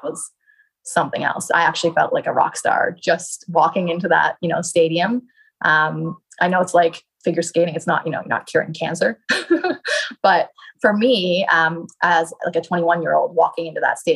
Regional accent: Canada; my home country of Canada

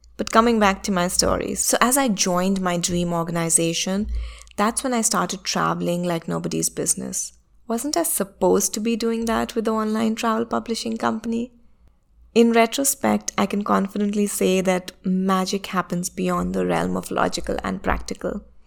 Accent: India; my home country, which is India

